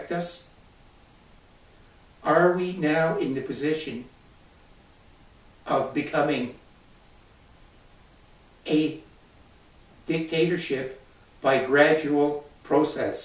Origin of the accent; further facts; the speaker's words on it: Canada; this is my country. Every one of us is a Canadian